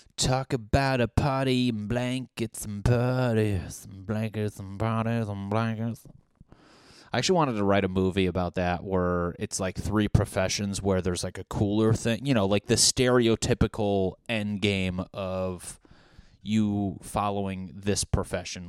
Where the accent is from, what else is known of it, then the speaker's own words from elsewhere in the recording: New England, United States; I'm from New England. We grew up like religious